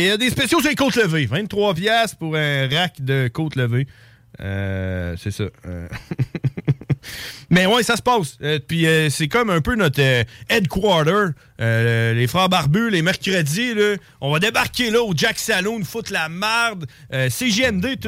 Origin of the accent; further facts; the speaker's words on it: Neuville, Quebec, Canada; moved away; on vient de Neuville. Hein. On, on, a grandi là quand on était jeune.